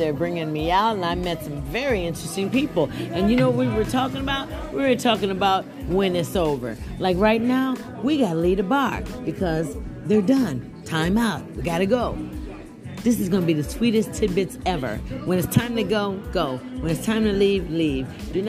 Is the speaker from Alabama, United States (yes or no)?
yes; Birmingham, Alabama, United States; I'm from Birmingham, Alabama, on a trip.